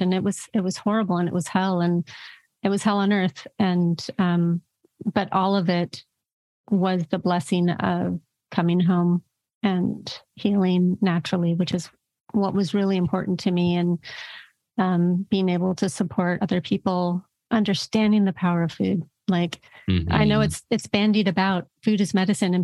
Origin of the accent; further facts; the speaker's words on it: California, United States; I'm a Californian, grew up in California where macrobiotic and, you know, all of these diets were here